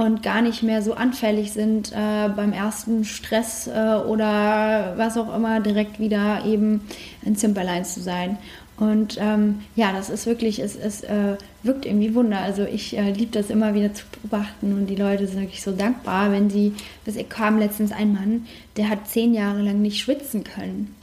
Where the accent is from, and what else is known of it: Germany